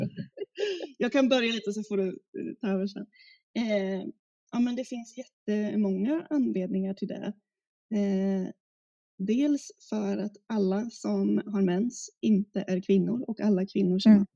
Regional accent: Gotland, Sweden; där jag kommer ifrån också, på Gotland

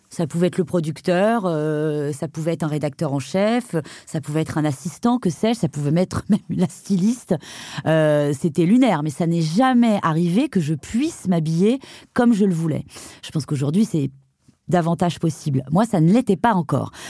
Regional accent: Brittany, France; je suis bretonne

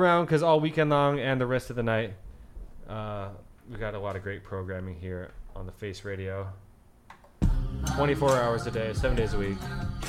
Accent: Pullman, Washington, United States; now in New York City, United States; I'm originally from Washington State, Pullman, Washington.

